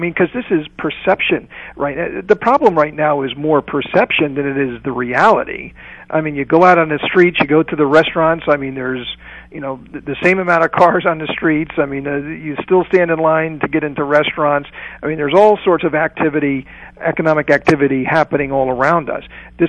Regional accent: United States; And as an American entrepreneur myself, as an SME owner myself

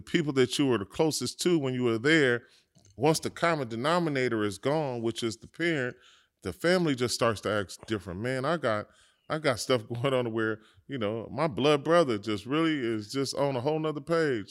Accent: Los Angeles, California, United States; growing up in South Central Los Angeles, it's a, um, it's a brotherhood

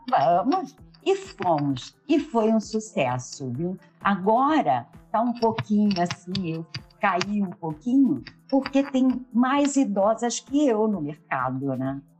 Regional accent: Rio de Janeiro, Brazil; also born or lived in João Pessoa, Brazil; Sim, eu nasci na, em João Pessoa, Paraíba, muito novinha, eu fui para o Rio de Janeiro, porque nesse meio tempo eu fui adotada, né?

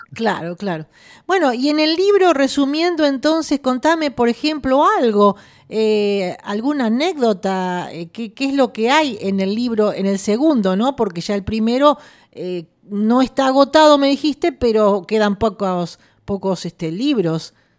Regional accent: San Nicolás de los Arroyos, Buenos Aires Province, Argentina; nosotros somos de San Nicolás

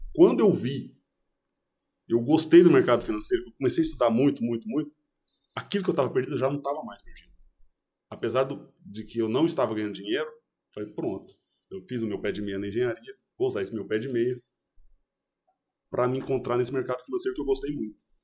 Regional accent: Goiás, Brazil; Sou de Goiás, voltei para Goiânia.

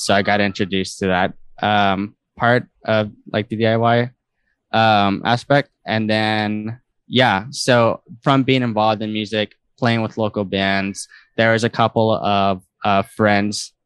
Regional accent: San Antonio, Texas, United States; also born or lived in College Station, Texas; now in Houston, United States; I grew up in San Antonio, Texas

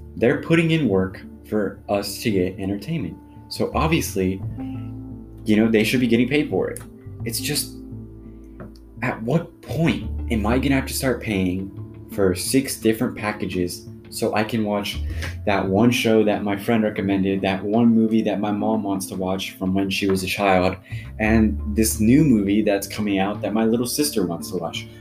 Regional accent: United States; I speak as an American from an American perspective

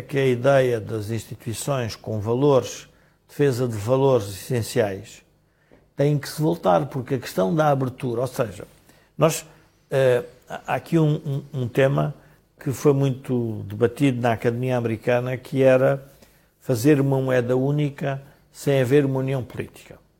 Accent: Portugal; como portugueses

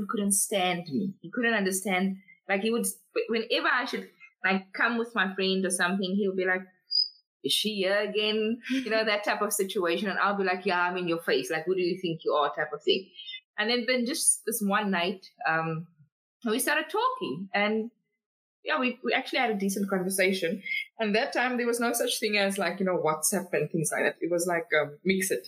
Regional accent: Cape Town, Western Cape, South Africa; now in Gauteng, South Africa; I'm originally from Cape Town

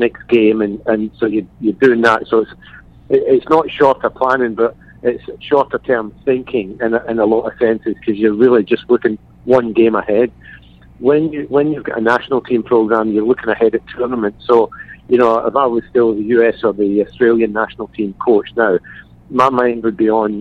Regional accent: Glasgow, Scotland, United Kingdom; moved away; I'm from Glasgow

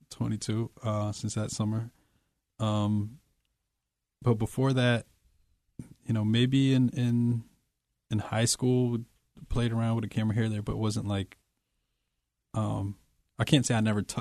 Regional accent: Poughkeepsie, New York, United States; In Poughkeepsie.

